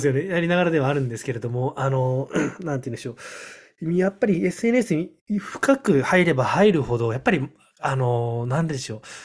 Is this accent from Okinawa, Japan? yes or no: yes; Okinawa, Japan; 沖縄出身